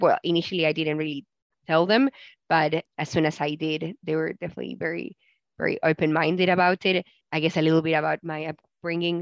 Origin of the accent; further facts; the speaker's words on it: Argentina; growing up in Argentina, I did have Jewish friends, especially in primary school